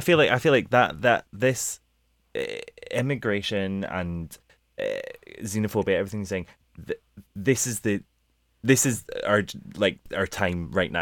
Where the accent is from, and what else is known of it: United Kingdom